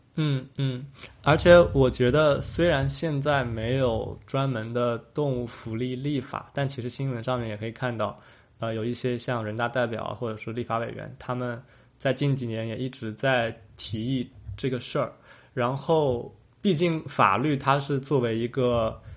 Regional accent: China; 我们中国人

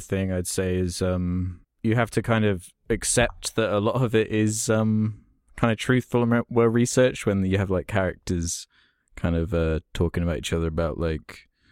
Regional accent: United Kingdom; I obviously am British

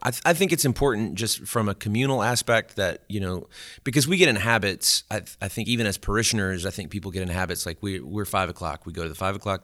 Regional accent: Alexandria, Louisiana, United States; moved away as an adult; also born or lived in Baton Rouge, Louisiana / Natchitoches, Louisiana; Well, I'm from Alexandria, Louisiana originally, which is, is not too far, terribly far from here. And, uh, I was born and raised there

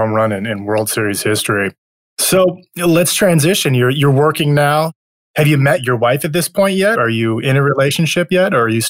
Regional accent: Michigan, United States; I grew up in Michigan too

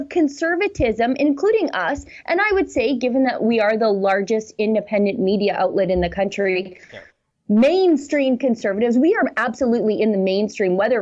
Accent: Fort Saskatchewan, Alberta, Canada; my hometown of Fort Saskatchewan

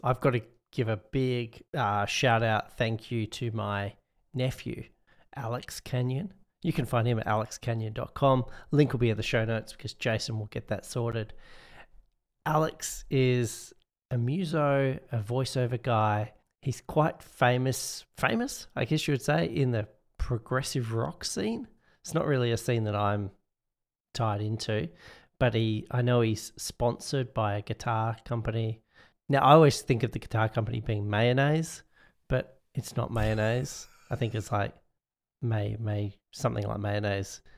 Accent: Perth, Western Australia, Australia; my hometown, Perth

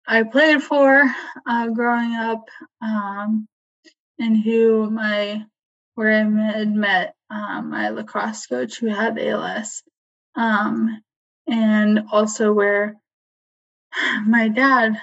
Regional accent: Mariemont, Ohio, United States; also born or lived in Columbus, Ohio; I grew up here in Marymount, Ohio, and Marymount City School

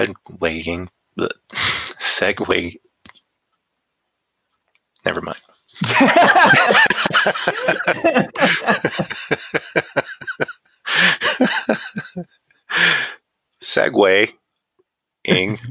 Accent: Northwest Ohio, United States; I'm from Northwest Ohio.

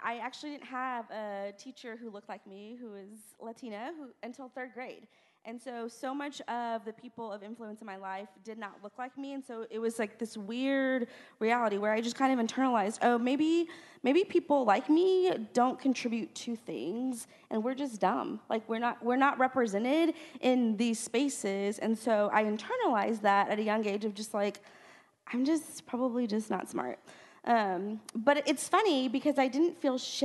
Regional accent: South Texas, United States; moved away as an adult; When I grew up, I grew up in South Texas

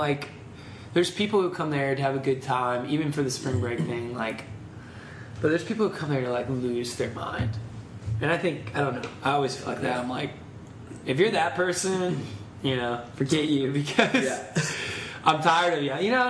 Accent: Panama City, Florida, United States; born or raised there; moved away as an adult; now in Atlanta, United States

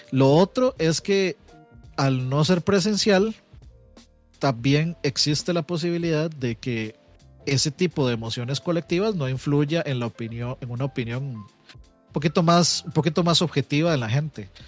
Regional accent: Costa Rica; como Tico aterrizando en Costa Rica yo, me acuerdo

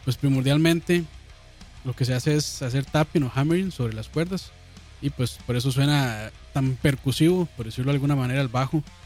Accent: Costa Rica; yo como buen tico

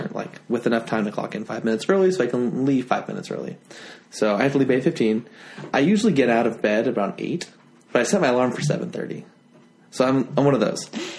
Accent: Florida, United States; born there; I was born in Florida.

